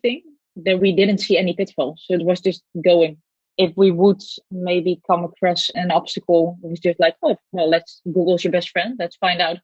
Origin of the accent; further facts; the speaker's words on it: Netherlands; I was born in the Netherlands